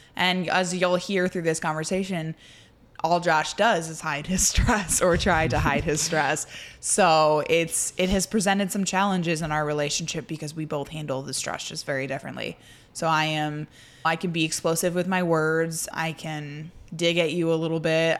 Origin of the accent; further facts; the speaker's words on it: Indiana, United States; I grew up in Indiana